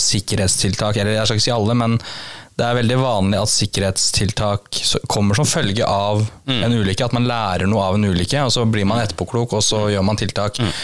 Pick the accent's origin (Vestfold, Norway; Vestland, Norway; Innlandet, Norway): Innlandet, Norway; Kongsvinger; moved away; er jeg opprinnelig fra Konsinger